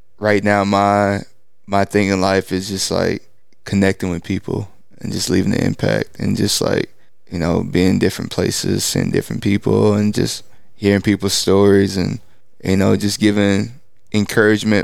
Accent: East Texas, United States; I grew up in East Texas

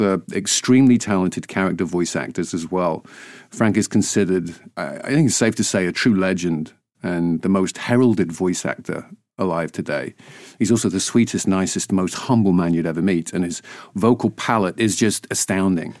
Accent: Ainsdale, North West England, United Kingdom; also born or lived in Wigan; now in United States; I was born in Wigan, in northwest England, and raised in a, a little seaside village called Ainsdale.

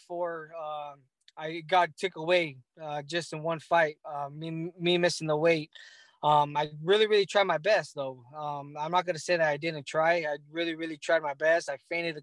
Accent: Los Angeles, California, United States; my hometown in L.A.

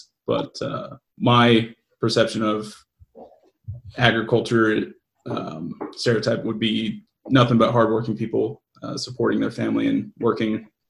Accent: Falcon, Colorado, United States; I'm from Falcon, Colorado.

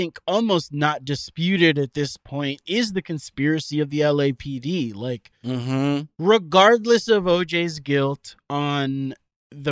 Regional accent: Miami, Florida, United States; I am from Miami, Florida.

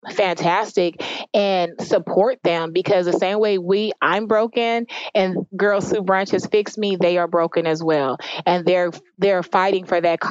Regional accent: Jamaica; now in Alpharetta, United States; I am from Jamaica

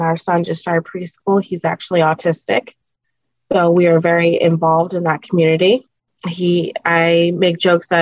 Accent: Las Vegas, Nevada, United States; moved away as an adult; now in North Carolina, United States; I essentially grew up in Las Vegas. We just moved to North Carolina.

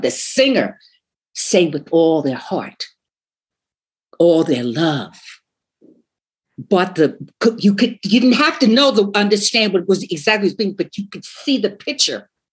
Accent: Long Island, New York, United States; I'm from Long Island. We were, you know, we had a house on the island, and, in and behind my house, you could see the bay and woods

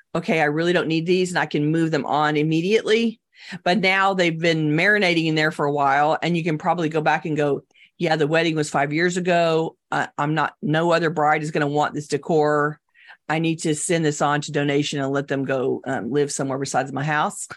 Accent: Texas, United States; I'm Texan

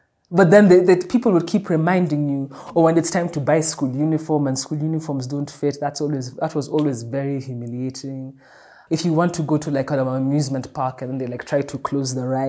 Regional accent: Dublin, Leinster, Ireland; I remember even when I was growing up in Dublin, they used to have this school magazine.

